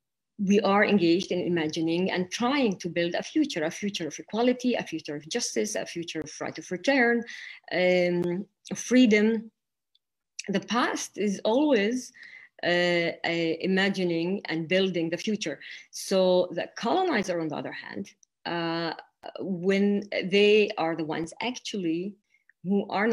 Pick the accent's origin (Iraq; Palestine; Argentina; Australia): Palestine; also born or lived in Jerusalem; being born and growing up in Palestine and living for a while in Jerusalem